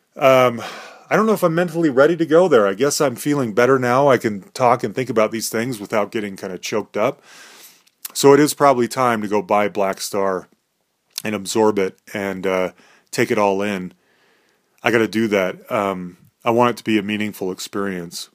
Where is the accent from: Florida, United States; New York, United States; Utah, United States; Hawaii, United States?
Utah, United States; Salt Lake City; we grew up in Salt Lake City, Utah